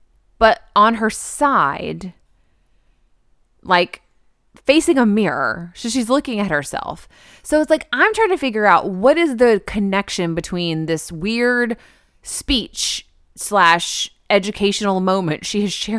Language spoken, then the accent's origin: English; Texas, United States; You know I'm from Texas. I love yellow roses.